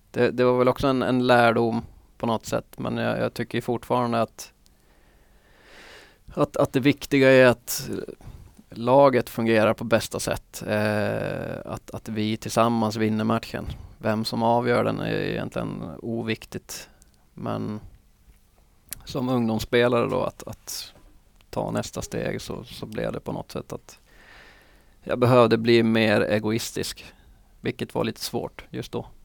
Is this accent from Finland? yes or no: yes; Finland; also born or lived in Liverpool; att jag var en finsk spelare som kan spela ihop i landslag och, och sånt framöver